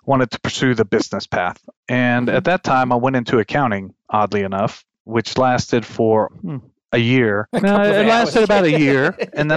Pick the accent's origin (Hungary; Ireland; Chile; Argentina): Chile; moved away; also born or lived in Texas; growing up in Chile